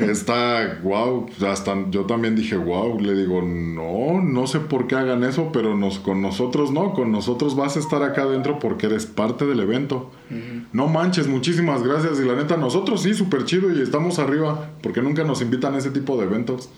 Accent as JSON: {"language": "Spanish", "region": "Querétaro", "country": "Mexico", "said": "somos puros queretanos, ¿no? O sea, toda la pandilla que vivimos en esta ciudad"}